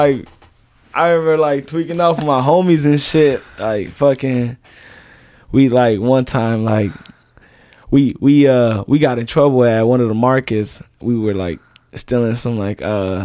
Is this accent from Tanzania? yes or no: yes; Tanzania; also born or lived in Rock Island, Illinois, United States; now in United States; I'm from East side Africa. That's in Tanzania. But that's where, like, I was a refugee